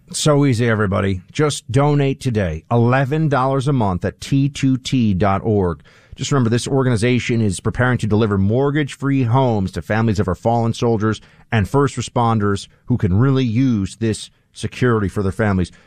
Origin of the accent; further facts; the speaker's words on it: New York, United States; as a New Yorker